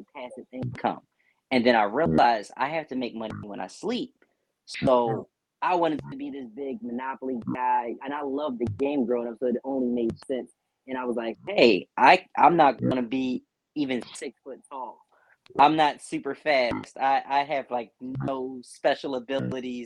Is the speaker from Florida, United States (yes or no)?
no; Philadelphia, Pennsylvania, United States; I'm born and raised in Philadelphia. I still reside in Philadelphia